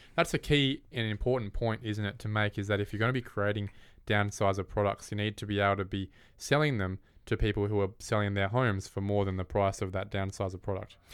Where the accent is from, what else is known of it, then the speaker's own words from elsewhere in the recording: Morley, Western Australia, Australia; my hometown of Morley. I'm a Morley boy by heart, by history.